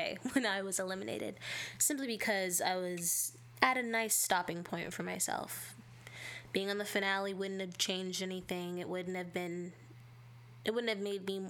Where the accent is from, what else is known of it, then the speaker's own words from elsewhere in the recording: California, United States; I am from California, so as someone who is literally from the place where most of this happens